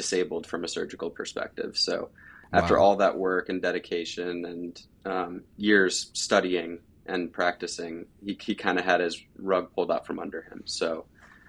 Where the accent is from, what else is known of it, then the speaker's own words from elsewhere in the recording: Chagrin Falls, Ohio, United States; I grew up in Cleveland, Ohio, the east side in a small town called Chagrin Falls